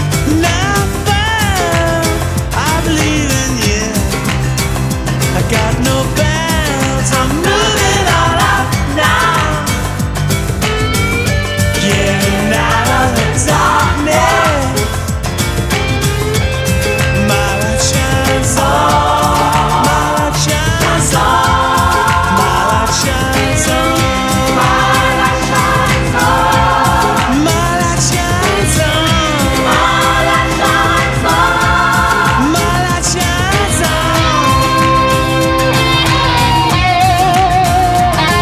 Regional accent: Saint-Étienne, Auvergne-Rhône-Alpes, France; I grew up in town in France, it's called Saint-Étienne.

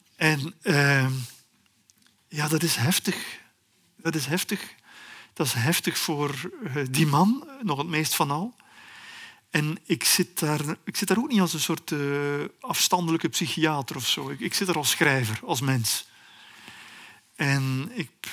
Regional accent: Belgium; als een Belg die redelijk veel over Congo weet

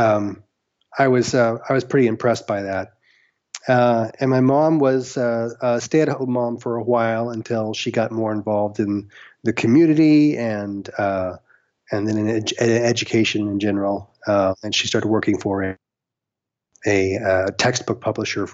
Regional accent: Norman, Oklahoma, United States; also born or lived in Houston, Texas; now in Los Angeles, United States; I grew up in Norman, Oklahoma

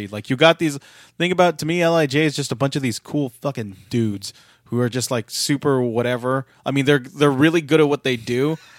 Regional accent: San Francisco, California, United States; and say, this is my home turf, even though I'm actually from San Francisco.

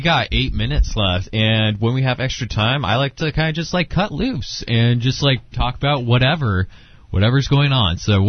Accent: San Diego, California, United States; now in Long Beach, United States; So I grew up in San Diego

